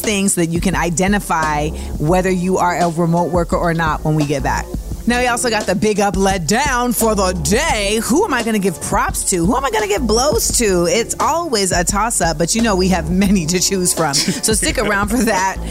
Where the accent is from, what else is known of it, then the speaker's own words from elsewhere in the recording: California, United States; my home state of Cali.